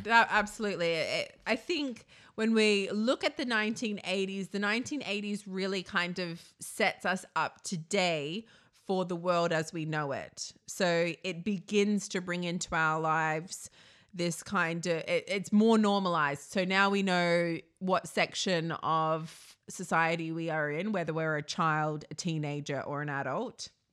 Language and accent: English; Australia; I'm from Australia